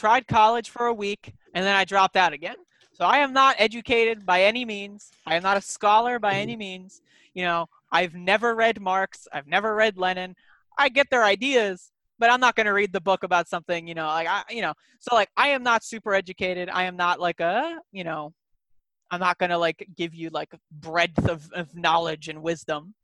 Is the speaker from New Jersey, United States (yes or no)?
yes; New Jersey, United States; I grew up in New Jersey